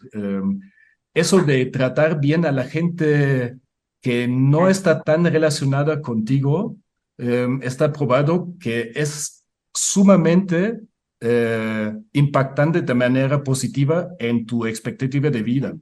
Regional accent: Munich, Bavaria, Germany; Spanish is a second language; moved away as an adult; now in Puebla, Mexico; Yo nací en el Múnich, en el sur de Alemania

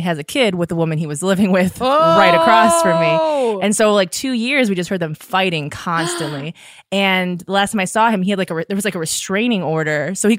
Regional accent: Michigan, United States; I just say I'm from Michigan.

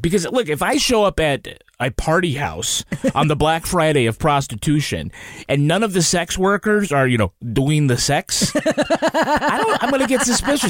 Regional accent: Ireland; as an Irishman

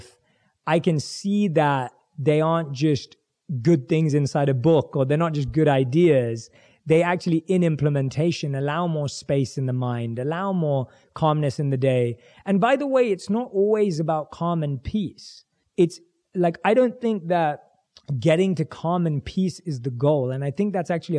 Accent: London, United Kingdom; I was growing up, born and raised in London

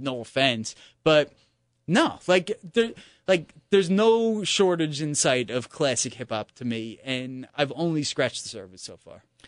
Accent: New York, United States; as a New Yorker

